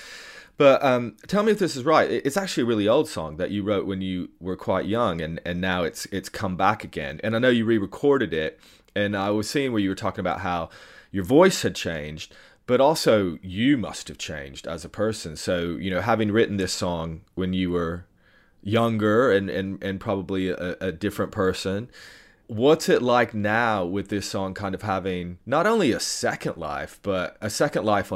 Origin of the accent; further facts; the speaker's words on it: East Tennessee, United States; I grew up in East Tennessee